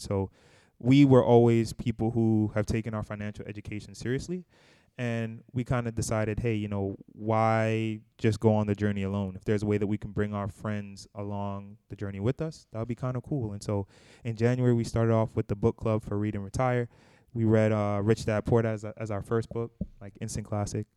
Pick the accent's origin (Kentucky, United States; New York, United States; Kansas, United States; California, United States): New York, United States; New York City; also born or lived in Boston, Massachusetts; we're both originally from Brooklyn, New York, actually, the Bushwick area